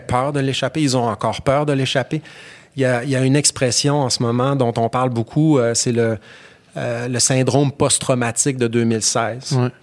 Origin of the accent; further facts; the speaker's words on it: Alma, Quebec, Canada; je suis né à, Alma, au Lac-Saint-Jean